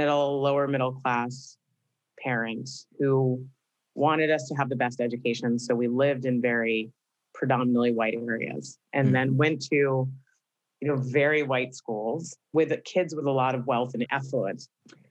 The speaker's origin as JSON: {"language": "English", "town": "Tampa", "region": "Florida", "country": "United States", "tie": "born or raised there", "also_born_or_lived": "Atlanta / Boston", "said": "I grew up in Tampa, Florida, but okay. I grew up bouncing around a little bit."}